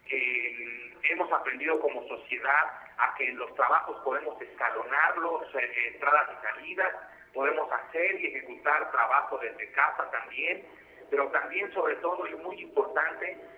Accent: Mexico

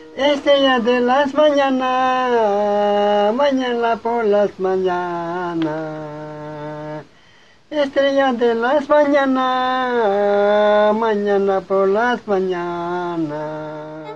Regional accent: Peto, Yucatán, Mexico; first language Yucatec Maya; Spanish is a second language; soy escritor maya. La lengua maya fue mi lengua materna. Eh, fue al acudir a la escuela, a la primaria, que aprendí a hablar español

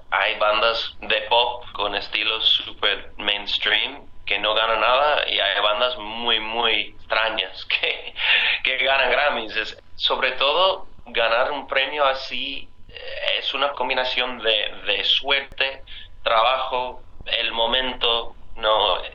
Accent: United States; Pero como estadounidenses y también como latinos, nuestras raíces sobre todo vienen de África

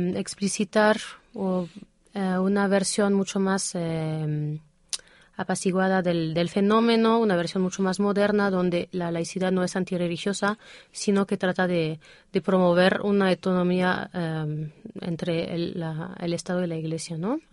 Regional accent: Toulouse, Occitania, France; Spanish is a second language; moved away as an adult; now in Mexico City, Mexico; yo nací en, ahí en el Océano Atlántico, pero ah, desde los cinco años he vivido en Toulouse

